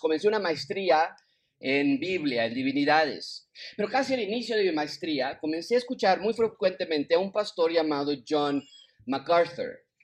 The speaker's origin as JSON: {"language": "Spanish", "region": "Mexico City", "country": "Mexico", "tie": "born or raised there", "also_born_or_lived": "United States", "moved": "yes", "said": "decidido regresar a mi ciudad natal, a mi país natal, a Ciudad de México"}